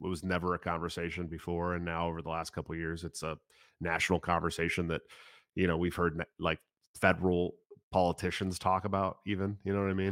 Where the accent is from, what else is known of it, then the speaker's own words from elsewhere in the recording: Oakland, California, United States; moved away; also born or lived in Washington; I grew up in the East Bay area, California